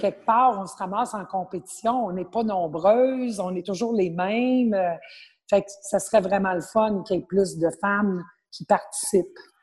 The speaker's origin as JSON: {"language": "French", "area": "Abitibi", "region": "Quebec", "country": "Canada", "tie": "born or raised there", "moved": "yes", "lives_now": "Montreal, Canada", "said": "je suis originaire de l'Abitibi."}